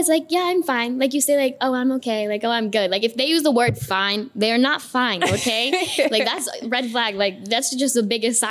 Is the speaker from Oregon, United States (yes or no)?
yes; Ashland, Oregon, United States; moved away as an adult; now in Arizona, United States; I am from a town of like 20,000 or less in Oregon. So Ashland, Medford area, that's where I grew up. So all of you who rode horses to school, yeah, that's where I'm from, okay? Like, it's a town.